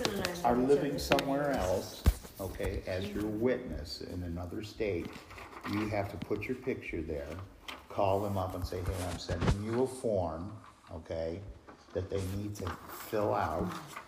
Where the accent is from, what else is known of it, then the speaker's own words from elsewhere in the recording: Montana, United States; now in Arizona, United States; I was born in Montana.